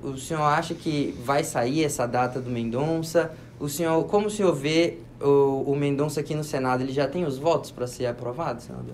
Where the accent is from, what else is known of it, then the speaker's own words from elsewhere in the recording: Pará, Brazil; eu sou do Pará